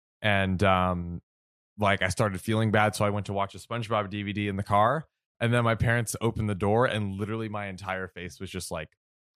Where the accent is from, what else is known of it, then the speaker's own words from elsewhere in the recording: Texas, United States; I guess I'll begin by saying I'm a 25 female and I'm from Texas.